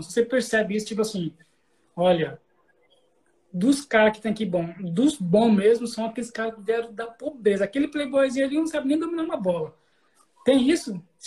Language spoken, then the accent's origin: Portuguese; Cuiabá, Mato Grosso, Brazil; eu sou, eu sou de Cuiabá, certo? Mato Grosso